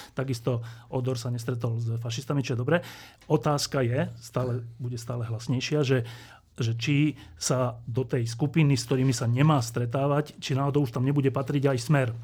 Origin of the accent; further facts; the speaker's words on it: Slovakia; my na Slovensku